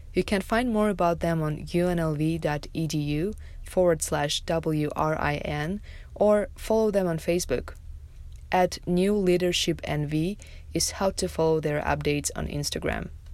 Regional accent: Tajikistan; moved away as an adult; now in Las Vegas, United States; in my home country of Tajikistan

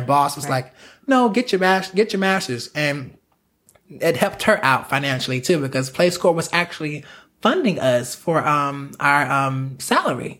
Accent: South Carolina, United States; moved away as an adult; now in Los Angeles, United States; I'm from South Carolina.

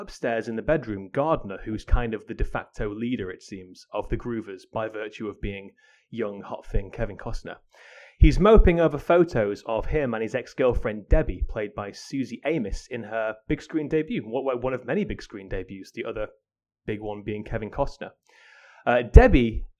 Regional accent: Rotherham, Yorkshire and the Humber, United Kingdom; moved away as an adult; also born or lived in Warwick; growing up in Rotherham

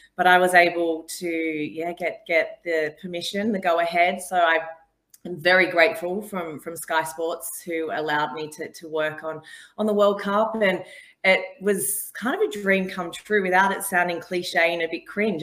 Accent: Australia; now in England; I'm not English. I'm Australian, but I think I've lived here for such a long time now

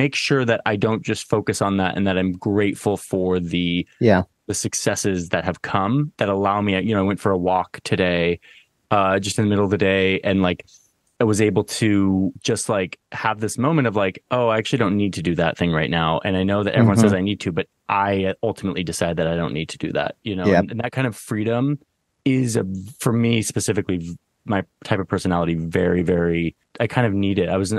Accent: Southern Oregon, United States; So I grew up in Southern Oregon, not the Mecca. I grew up in actually a very like hippie liberal town, but it was a liberal town that was surrounded by like kind of these libertarian counties in Southern Oregon.

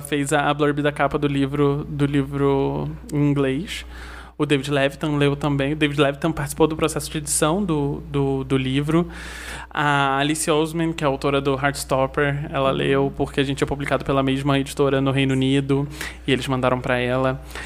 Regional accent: Nova Friburgo, Rio de Janeiro, Brazil; moved away as an adult; also born or lived in São Paulo; Eu nasci em Friburgo, vivi aqui a minha vida toda e mudei para São Paulo com 22 anos

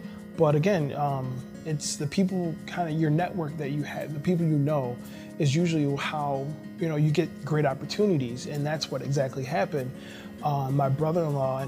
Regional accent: Elmhurst, Illinois, United States; I was born in Elmhurst Hospital, and which is in DuPage County

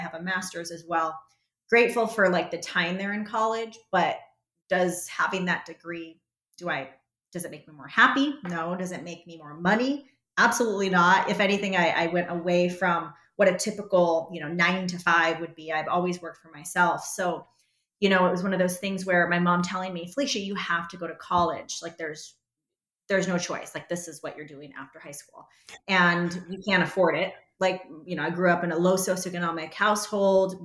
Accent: Arizona, United States; Born and raised here in Arizona. Yep. Went to Arizona State

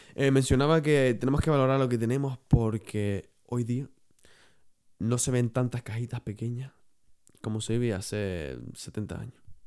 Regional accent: Canary Islands, Spain; yo soy canario

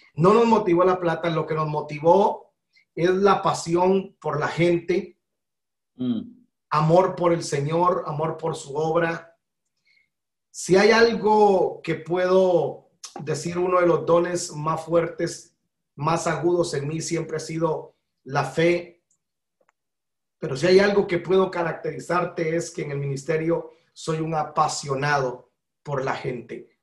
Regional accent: Guatemala; moved away as an adult; now in Georgia, United States; Nacionalidad guatemalteca, nací en 1973 en el país de la eterna primavera

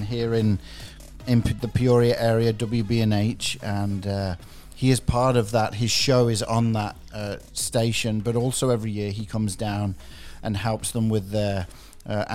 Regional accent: England, United Kingdom; moved away; growing up in England 30 years ago

